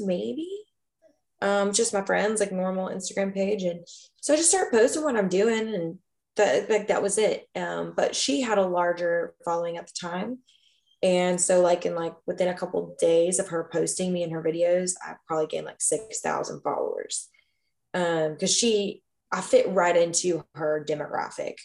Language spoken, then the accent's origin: English; Kentucky, United States; moved away as an adult; now in Austin, United States; my hometown in Kentucky